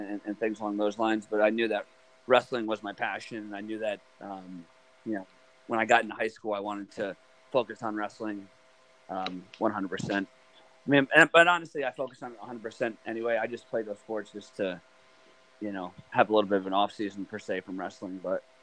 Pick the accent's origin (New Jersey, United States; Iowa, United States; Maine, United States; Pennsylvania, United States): New Jersey, United States; near Blair Academy; Blair's not too far away from my hometown